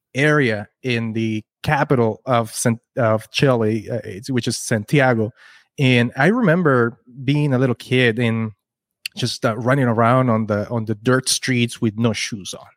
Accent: Kitchener, Ontario, Canada; We're from Kitchener, Waterloo

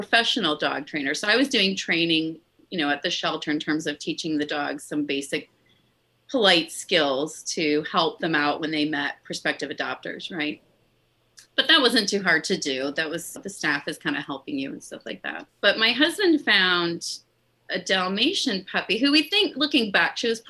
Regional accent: Midwest, United States; moved away; also born or lived in New Orleans; I grew up in the Midwest

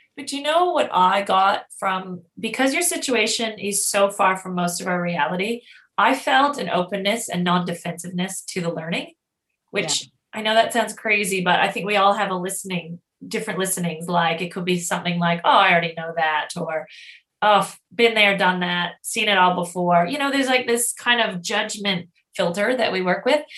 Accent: Canada; now in Australia; I'm Canadian

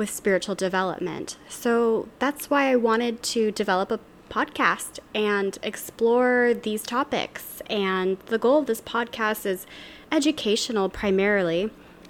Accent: Louisiana, United States; now in Seattle, United States; I live in Seattle, Washington. I'm from Louisiana originally

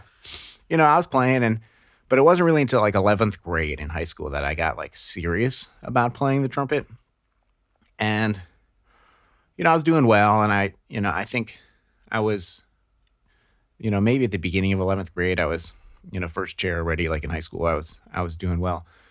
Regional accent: Akron, Ohio, United States; I grew up in Northeast Ohio and Akron, Ohio

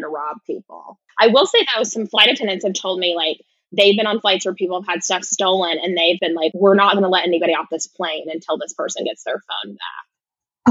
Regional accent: United States; I'm clearly American

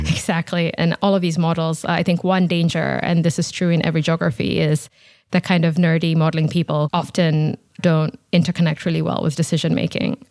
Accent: Nairobi, Kenya; moved away; I'm originally from Nairobi in Kenya, so I'm, I'm from Africa

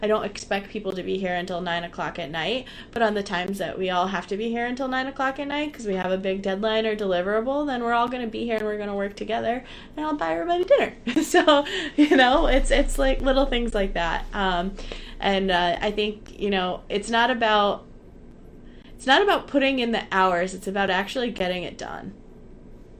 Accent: Connecticut, United States; I'm from Connecticut. I grew up in Connecticut.

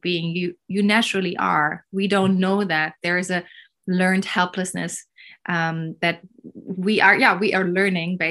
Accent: Berlin, Germany; I was born in Berlin in the 80s, early 80s.

